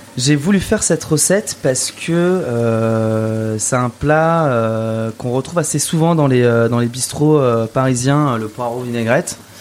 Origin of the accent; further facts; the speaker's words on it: Val d'Oise, Île-de-France, France; J'ai grandi dans le Val d'Oise, juste à côté de la forêt.